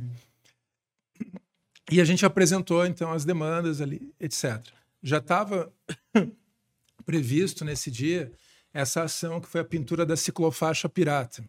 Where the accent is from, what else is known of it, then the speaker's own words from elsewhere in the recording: Curitiba, Paraná, Brazil; Eu nasci aqui em Curitiba, em 79